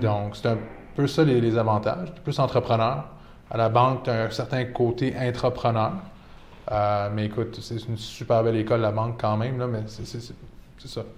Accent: Laval, Quebec, Canada; also born or lived in Toronto; je suis né à Laval, grandi à Laval

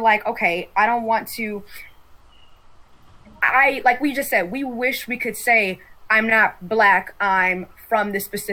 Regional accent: Michigan, United States; I'm from Michigan

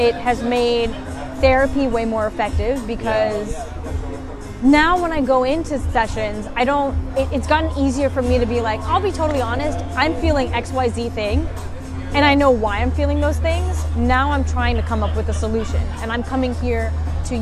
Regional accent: United States; growing up in American society

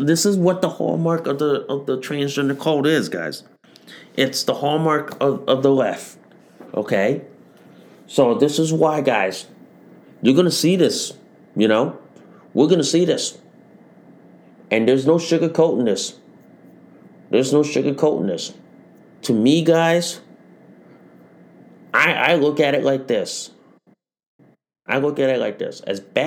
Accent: United States; I'm an American

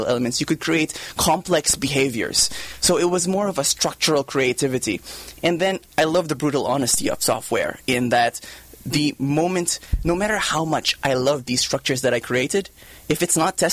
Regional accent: Philippines; moved away as an adult; also born or lived in Japan; now in United States; I grew up in the Philippines

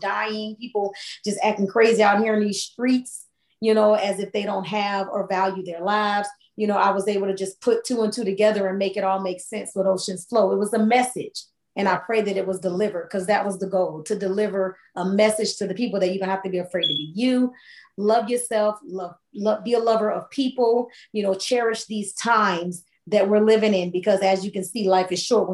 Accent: Hollywood, Florida, United States; moved away; Miami, where I'm originally from. I'm from Hollywood, Florida

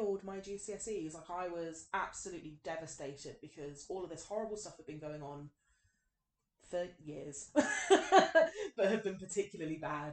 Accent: London, United Kingdom; accent: thick West London; moved away; also born or lived in Wales; growing up in London, growing up in Kensington, Chelsea, you know, and now, like, sometimes people meet me when I'm not talking in my, like, thick West London accent

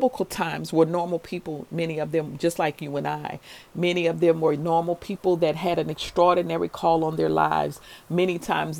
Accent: New Orleans, Louisiana, United States; when I was a little girl growing up in New Orleans in the 7th Ward

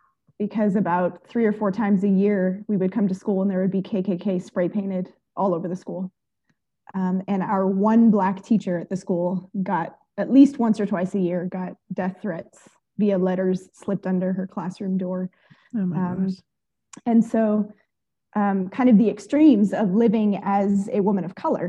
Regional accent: Oakland, California, United States; I grew up in East Oakland

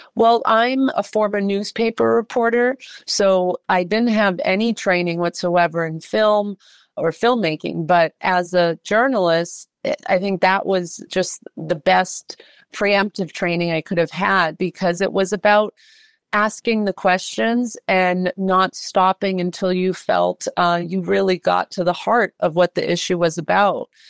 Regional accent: Worcester, Massachusetts, United States; moved away; also born or lived in New York City; I am from Worcester, Massachusetts.

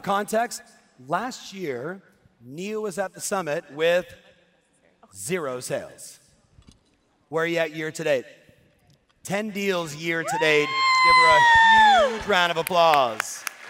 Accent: Cuba; English is a second language; moved away; I have an accent too. I'm from Cuba

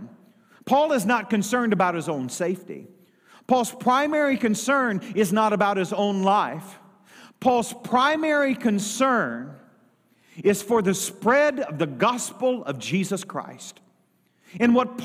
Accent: United States; I was born in the United States of America

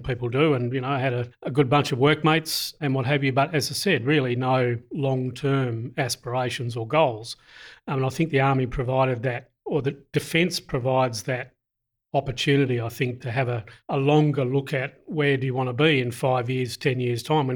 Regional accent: Hobart, Tasmania, Australia; moved away; I'm Tasmanian and I've heard all the Tasmanian jokes, so don't throw any of them at me. I was born in Hobart, lived and raised in Hobart

